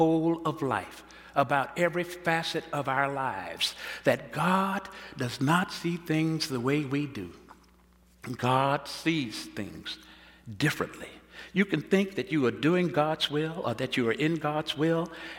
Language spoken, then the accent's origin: English; Texas, United States; In my home state of Texas, the old black preachers used to say